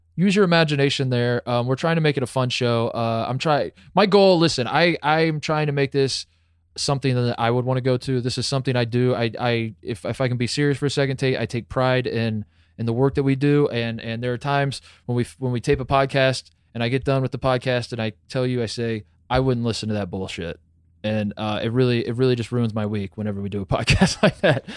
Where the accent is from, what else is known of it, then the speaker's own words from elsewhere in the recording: Columbus, Ohio, United States; I am from Columbus, Ohio